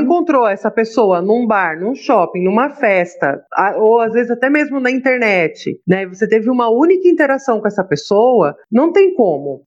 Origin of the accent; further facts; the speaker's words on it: São Paulo, Brazil; Eu sou de São Paulo